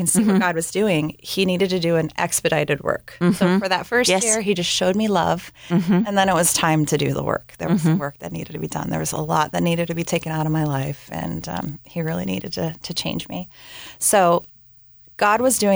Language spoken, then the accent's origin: English; Washington, United States; moved away as an adult; also born or lived in Southern California; I ended up randomly getting stuck back in my hometown, back up in Washington State